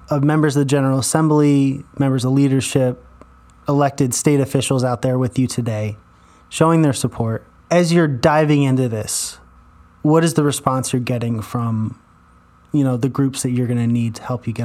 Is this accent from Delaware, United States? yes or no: yes; Wilmington, Delaware, United States; When I was growing up in Wilmington, in particular on the west side